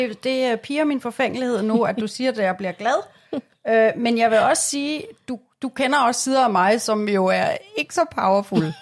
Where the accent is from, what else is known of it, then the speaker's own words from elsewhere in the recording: Glostrup, Capital Region of Denmark, Denmark; Jeg er for eksempel født i Glostrup.